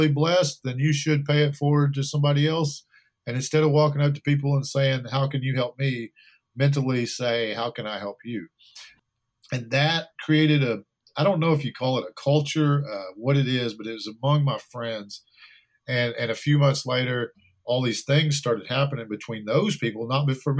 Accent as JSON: {"language": "English", "region": "Texas", "country": "United States", "tie": "born or raised there", "said": "we grew up in Texas"}